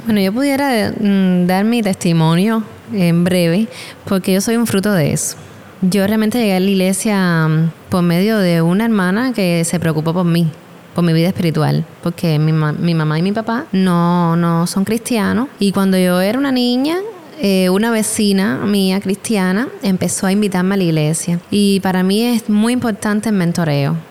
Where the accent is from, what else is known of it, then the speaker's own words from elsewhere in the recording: Cuba; nosotros como mujeres cubanas